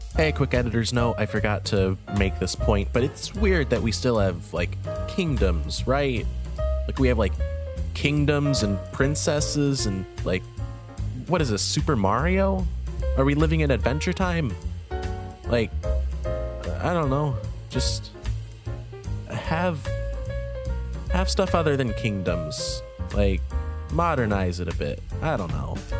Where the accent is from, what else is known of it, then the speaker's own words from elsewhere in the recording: United States; our country was founded on the idea of fuck the royals